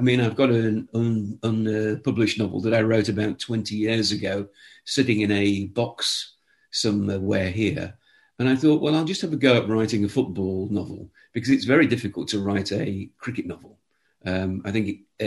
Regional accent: Nottingham, East Midlands, United Kingdom; also born or lived in Newcastle upon Tyne, England; although I was born in Newcastle, which is in the northeast of England, I grew up in Nottingham.

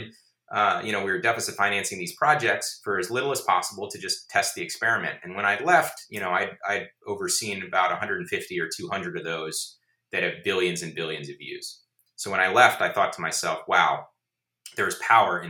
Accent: Georgia, United States; moved away; I grew up in Georgia and I learned about global warming, you know, in public school in third grade

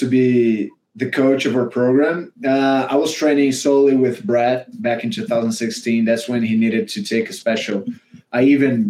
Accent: Brazil; moved away as an adult; also born or lived in Auburn, United States; now in United States; we didn't really want it to go back to Brazil, right? We had green cards at the time. Now we're both American citizens

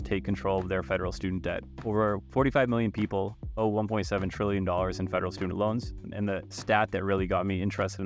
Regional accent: Massachusetts, United States; moved away as an adult; also born or lived in Chicago / Boston; now in Michigan, United States; I am originally from the East Coast, Massachusetts. Moved to Michigan in 2018

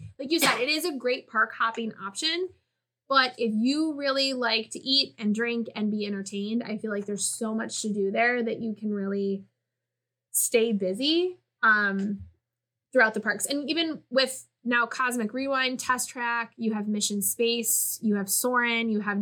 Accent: Buffalo, New York, United States; I'm from Buffalo

